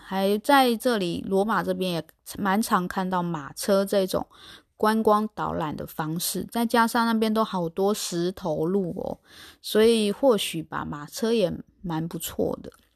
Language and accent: Chinese; Taiwan; 在台湾的生活经验